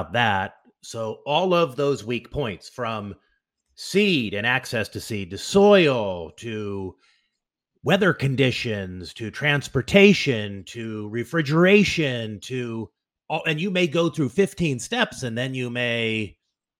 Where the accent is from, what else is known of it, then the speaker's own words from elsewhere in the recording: United States; as an American